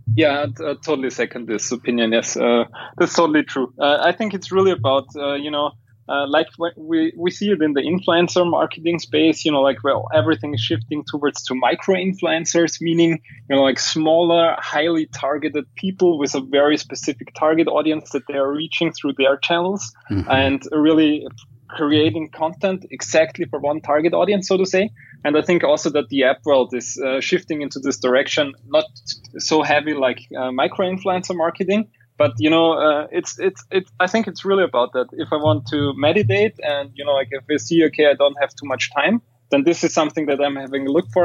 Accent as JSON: {"language": "English", "country": "Austria", "said": "I'm from Austria and we have the German mentality over here"}